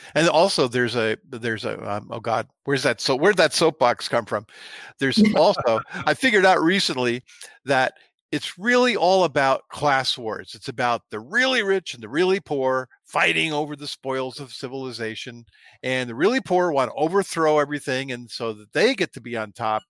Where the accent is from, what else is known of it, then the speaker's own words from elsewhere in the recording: New Jersey, United States; moved away; I'm from Jersey originally, not too far from there